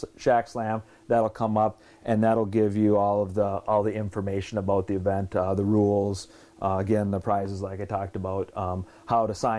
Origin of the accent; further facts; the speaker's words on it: Brainerd, Minnesota, United States; we're from Brainerd